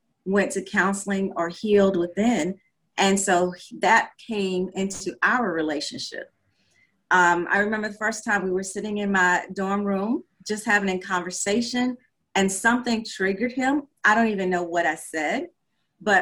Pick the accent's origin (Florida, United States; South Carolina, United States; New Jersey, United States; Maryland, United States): South Carolina, United States; now in Georgia, United States; I'm originally from South Carolina. I currently reside in the state of Georgia.